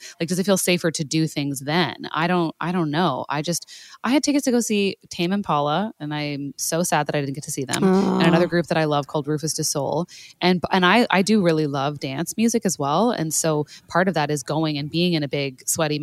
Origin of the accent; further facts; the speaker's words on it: Canada; as a Canadian